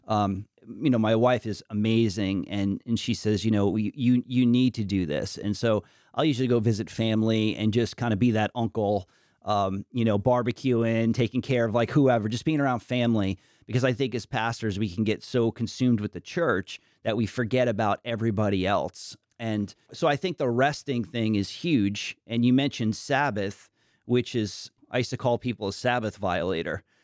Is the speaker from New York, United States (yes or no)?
yes; New York, United States; moved away; also born or lived in Washington, D.C.; I grew up in New York